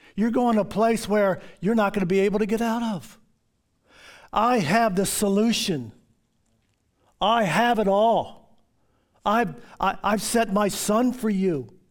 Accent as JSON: {"language": "English", "town": "Baltimore", "region": "Maryland", "country": "United States", "tie": "born or raised there", "said": "When I was a kid, living up, growing up in Baltimore"}